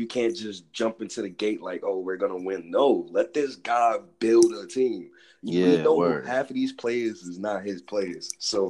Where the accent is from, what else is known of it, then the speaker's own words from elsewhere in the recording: New York City, New York, United States; I'm from the east side of Harlem, and you know I'm kind of just like you. I'm a Harlem kid